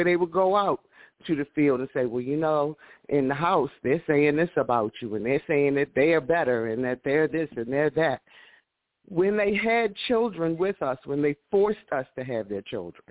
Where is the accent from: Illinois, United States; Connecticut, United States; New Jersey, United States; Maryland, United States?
Maryland, United States; Baltimore; I'm from East Baltimore